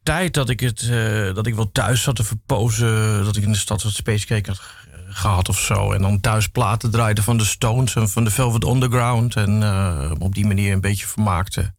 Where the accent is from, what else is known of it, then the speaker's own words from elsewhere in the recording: Amsterdam, North Holland, Netherlands; ik ben eigenlijk in West geboren, West-Zuid